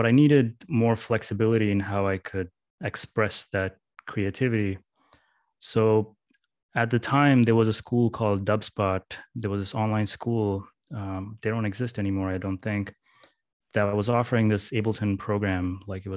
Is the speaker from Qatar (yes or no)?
yes; Mesaieed, Qatar; I grew up in Qatar in the Middle East in a small town called Masaid.